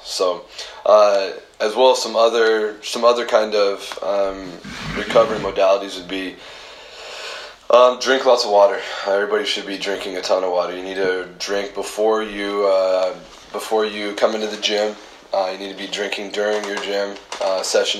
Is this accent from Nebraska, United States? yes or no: yes; Alliance, Nebraska, United States; I grew up in Alliance, uh, Nebraska.